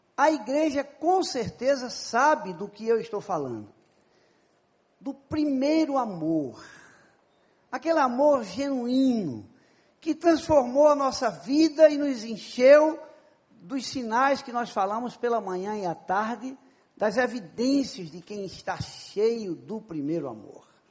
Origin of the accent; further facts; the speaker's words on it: Paraíba, Brazil; Eu sou da Paraíba